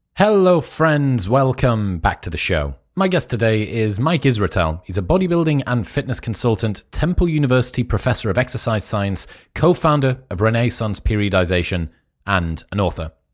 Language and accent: English; United Kingdom; accent: British